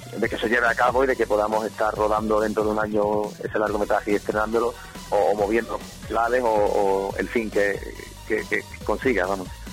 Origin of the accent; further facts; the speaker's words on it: Algeciras, Andalusia, Spain; soy de Algeciras, de, ciudad de Algeciras, donde apenas por no decir nada, se mueve cine aquí